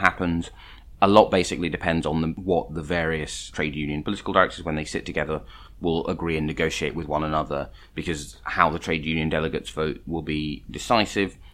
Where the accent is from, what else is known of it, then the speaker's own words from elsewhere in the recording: London, United Kingdom; I grew up in London